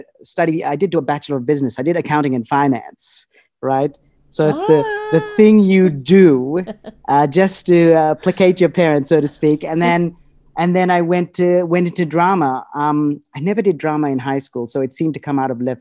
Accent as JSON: {"language": "English", "country": "Australia", "tie": "born or raised there", "also_born_or_lived": "Fiji / United States", "said": "I was born in Fiji, and then we moved to Australia. So my childhood was, a bit of my childhood was spent in Fiji, and then the rest, and then I pretty much grew up in Australia."}